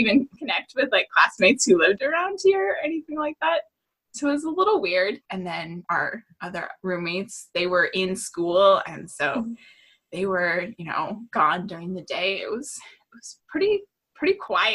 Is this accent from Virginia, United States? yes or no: no; California, United States; moved away as an adult; now in Slippery Rock, United States; I am born and raised in California